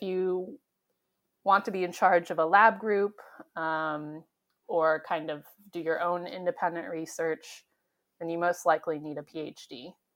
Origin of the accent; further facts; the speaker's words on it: San Diego, California, United States; I grew up in San Diego, and so I was very close to the beach and the ocean